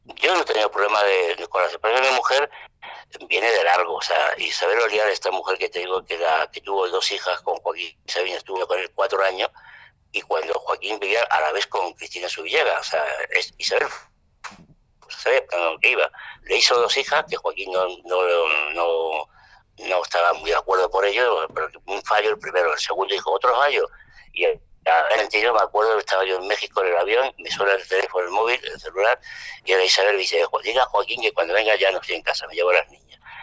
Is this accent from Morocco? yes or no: yes; Tangier, Tanger-Tetouan-Al Hoceima, Morocco; first language French; Spanish is a second language; now in Madrid, Spain; nací en Tanger y allí eh, en Tanger Internacional y mi lengua materna es el francés. Cuando vinimos a España yo casi no hablaba español, pero lo aprendí.